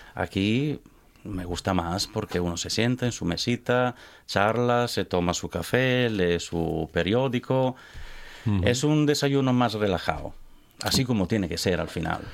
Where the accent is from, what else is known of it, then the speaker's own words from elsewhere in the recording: village next to Laura Pausini's, Emilia-Romagna, Italy; Spanish is a second language; moved away as an adult; also born or lived in Barcelona, Spain; now in Gijón, Spain; Yo vengo del pueblo al lado de …. Es un pueblo pequeño, en la colina